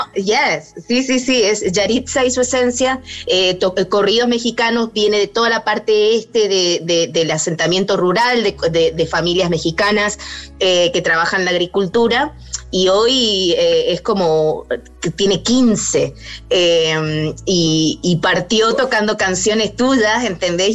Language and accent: Spanish; Mendoza, Argentina; moved away as an adult; also born or lived in Buenos Aires; Yo soy de Mendoza